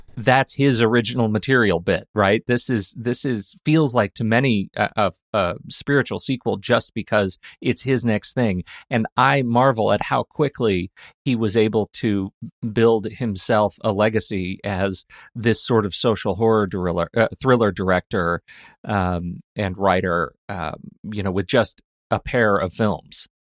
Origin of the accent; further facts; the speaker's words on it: United States; as an American